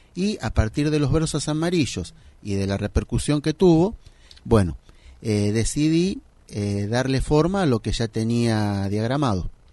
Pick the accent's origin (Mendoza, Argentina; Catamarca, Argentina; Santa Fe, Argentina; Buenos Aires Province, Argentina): Buenos Aires Province, Argentina; Isidro Casanova; Yo soy de Isidro Casanova y soy contador de profesión